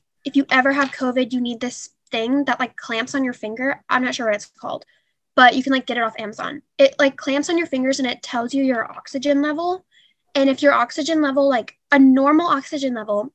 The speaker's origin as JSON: {"language": "English", "town": "Spring", "region": "Texas", "country": "United States", "tie": "born or raised there", "said": "I'm from just Spring, Texas. Yes. Lived here my whole life"}